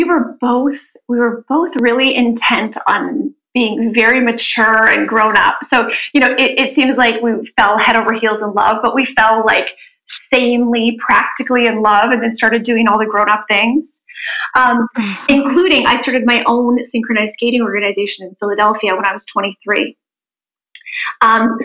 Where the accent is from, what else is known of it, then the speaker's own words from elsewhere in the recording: Canada; moved away as an adult; also born or lived in New Jersey; I grew up in Canada as a figure skater.